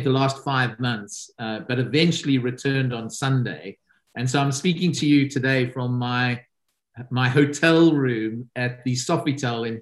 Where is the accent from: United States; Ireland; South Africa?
South Africa; now in United Kingdom; my home country, which is South Africa